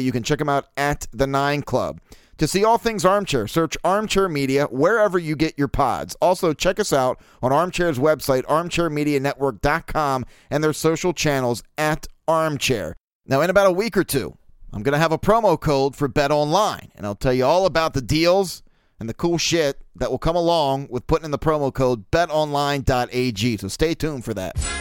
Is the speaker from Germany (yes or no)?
no; Baltimore, Maryland, United States; born or raised there